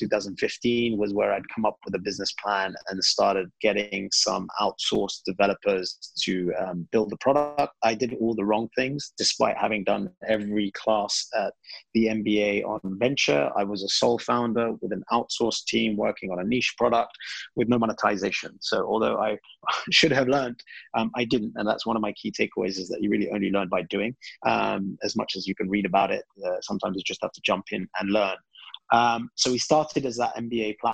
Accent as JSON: {"language": "English", "country": "United Kingdom", "tie": "born or raised there", "also_born_or_lived": "Iraq", "moved": "as an adult", "said": "I'm originally British Iraqi. Both my parents are Iraqi, and I was brought up in the UK, studied there and spent most of my life there"}